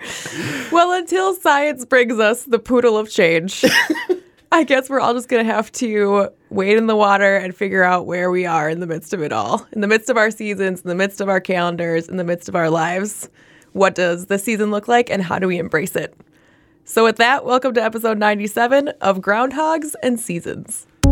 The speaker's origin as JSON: {"language": "English", "region": "Minnesota", "country": "United States", "tie": "born or raised there", "said": "a native born Minnesotan"}